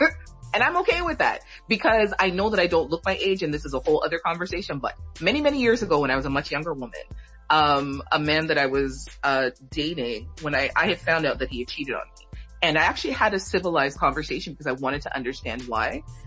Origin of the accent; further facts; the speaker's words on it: Jamaica; from being like Jamaican